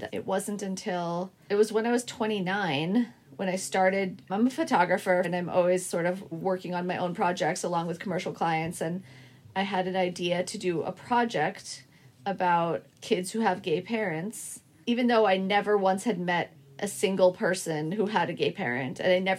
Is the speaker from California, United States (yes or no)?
no; Boston, Massachusetts, United States; now in Brooklyn, United States; I live here in Brooklyn, but I grew up in Boston, and I have two siblings.